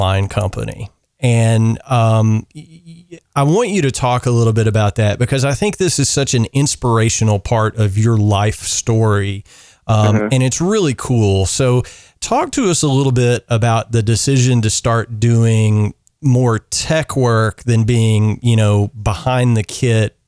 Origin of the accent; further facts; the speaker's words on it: Central Kentucky, United States; as a kid growing up in Central Kentucky